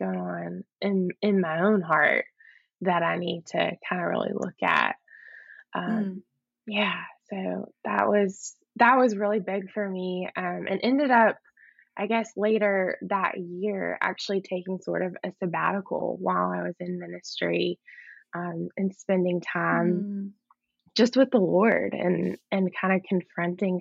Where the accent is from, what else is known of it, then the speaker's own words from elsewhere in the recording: Mississippi, United States; moved away as an adult; also born or lived in Texas; So I moved to Texas from Mississippi, which was kind of a big move for me. I had never lived out of Mississippi before